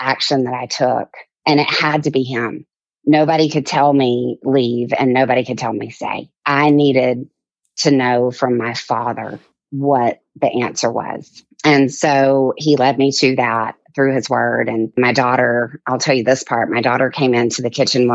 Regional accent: Mobile, Alabama, United States; I grew up in Mobile, Alabama in the deep south, actually in the bayou.

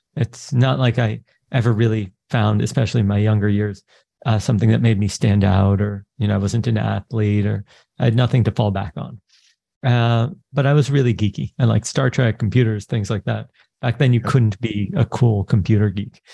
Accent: New York, United States; I'm born to Israeli parents. I grew up in New York.

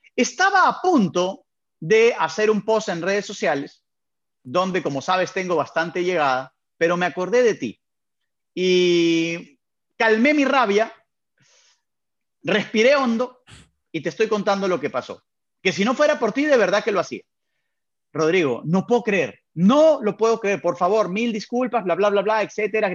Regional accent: Peru; also born or lived in Venezuela; nací en Venezuela, pero fue por temas de trabajo, por temas laborales de mi padre. Entonces, al poco tiempo de nacido, volvieron para Perú

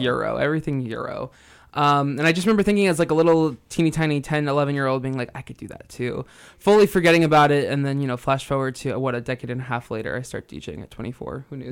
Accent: New Jersey, United States; moved away as an adult; also born or lived in Santa Cruz; now in San Francisco, United States; I grew up in New Jersey and I have lived in San Francisco for the last eight years

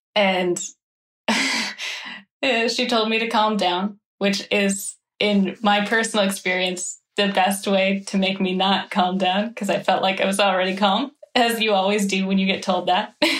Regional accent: Midwest, United States; in the Midwest, this is how we argue

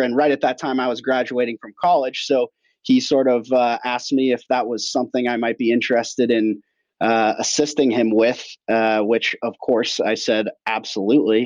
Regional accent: Portland, Oregon, United States; I grew up here in Portland

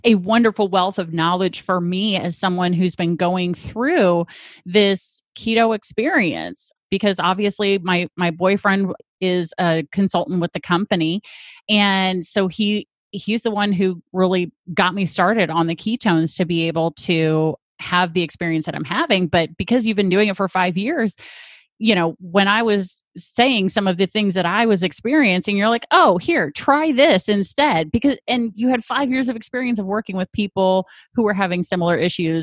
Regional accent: St. Louis, Missouri, United States; we're both from the St. Louis area.

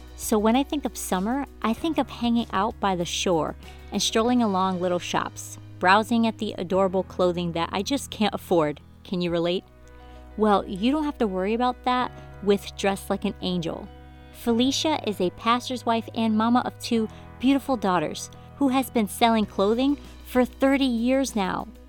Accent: Hartford, Connecticut, United States; moved away; the first eight years of my life, I grew up in in Hartford, Connecticut

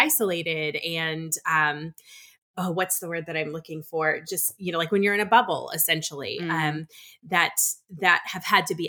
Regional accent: Minnesota, United States; I'm originally from Minnesota

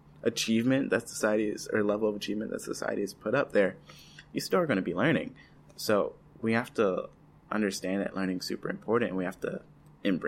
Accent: Pontiac, Michigan, United States; now in Stockton, United States; I grew up in Pontiac, Michigan, north of Detroit

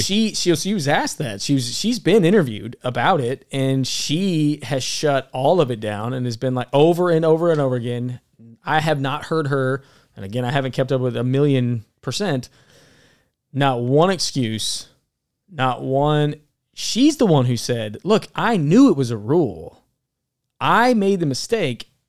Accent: Alabama, United States; moved away; I'm from Alabama originally.

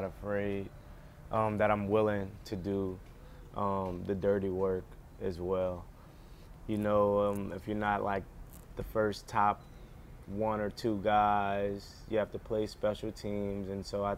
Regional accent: New Orleans, Louisiana, United States; moved away; my hometown team

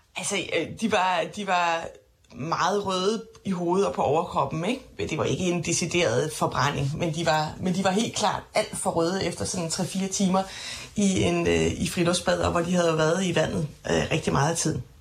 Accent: Funen, Southern Denmark, Denmark; now in Copenhagen, Denmark; Det friluftsbade, der var i min barndomsby, det friluftsbad, min far bader i øh, flere gange om ugen med børnebørn øh, på Fyn

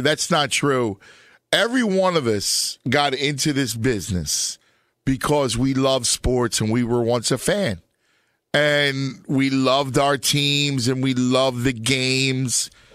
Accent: Philadelphia, Pennsylvania, United States; my hometown where I do a, a local show

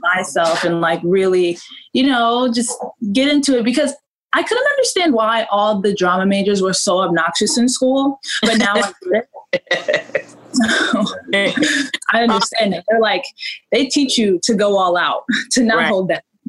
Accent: New York, United States; growing up in New York like there's this type of personality that New Yorkers have

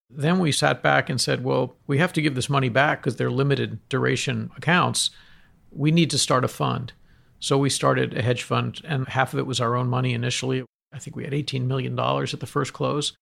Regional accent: Boston, Massachusetts, United States; moved away; I wasn't brought up in New York. I was brought up in Boston.

